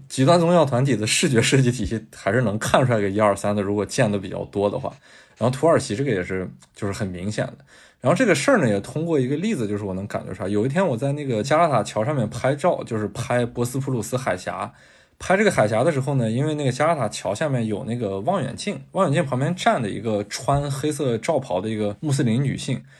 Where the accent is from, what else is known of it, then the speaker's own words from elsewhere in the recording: China; 我是中国来的